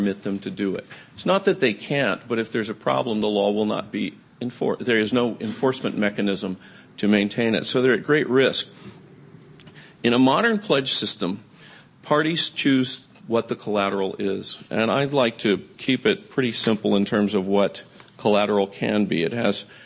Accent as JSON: {"language": "English", "town": "Atlanta", "region": "Georgia", "country": "United States", "tie": "born or raised there", "said": "I actually grew up in Atlanta."}